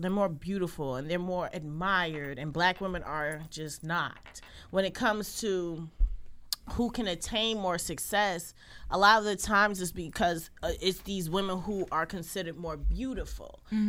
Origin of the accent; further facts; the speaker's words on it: Jersey City, New Jersey, United States; my experience as a Black girl growing up in Jersey City